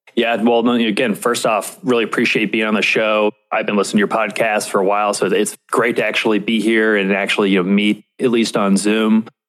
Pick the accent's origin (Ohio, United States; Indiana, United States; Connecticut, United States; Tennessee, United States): Indiana, United States; Indianapolis; also born or lived in New York City; I ended up moving back to Indianapolis, which, which is my hometown